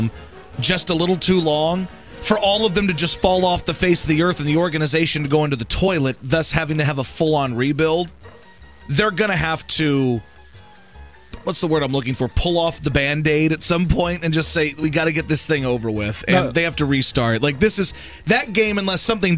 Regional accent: Louisiana, United States; I grew up in Louisiana

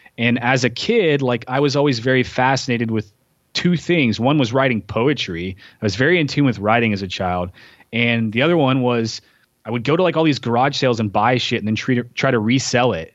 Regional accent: Tennessee, United States; moved away as an adult; also born or lived in San Diego; now in Portland, United States; growing up in Tennessee

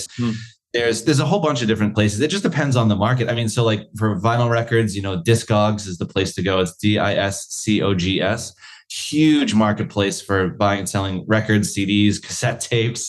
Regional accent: United States; now in Australia; as an American

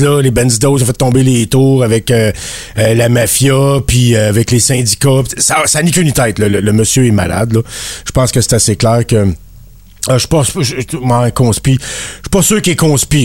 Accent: Acadia, Canada; je suis acadien aussi

